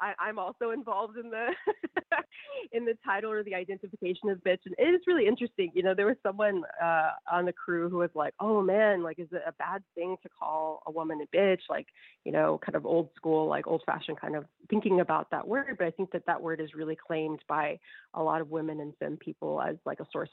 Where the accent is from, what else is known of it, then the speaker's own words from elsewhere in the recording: United States; I'm an American woman who only speaks a tiny bit of Spanish